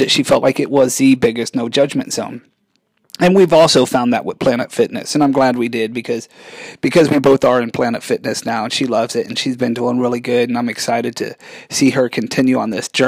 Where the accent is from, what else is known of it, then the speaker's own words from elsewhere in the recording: Germany; I had the privilege of growing up in Germany a lot of my life.